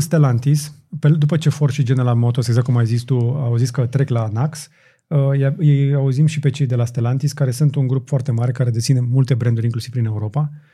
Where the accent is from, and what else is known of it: Romania